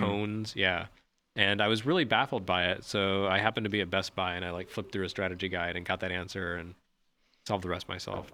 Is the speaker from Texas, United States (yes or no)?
yes; Lubbock, Texas, United States; I grew up in Lubbock, Texas, which, uh, was actually a headquarters of Texas Instruments